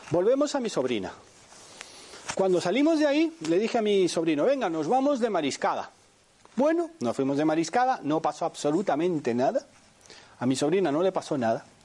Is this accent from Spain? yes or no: yes; Spain; now in Panama; Ah, yo vengo de Panamá, aunque soy español, llevo cuarenta y pico años aquí.